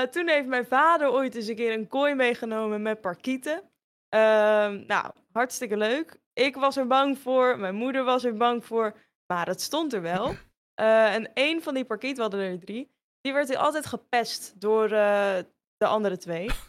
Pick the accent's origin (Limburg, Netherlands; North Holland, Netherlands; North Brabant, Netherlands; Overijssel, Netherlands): North Holland, Netherlands; Hoorn; Als kind in Horen. Eh, nou, ja, je hebt een grote speeltuin, dat is altijd wel gaande. Je hebt de Waterhoren, daar was ik vroeger wel heel vaak te vinden.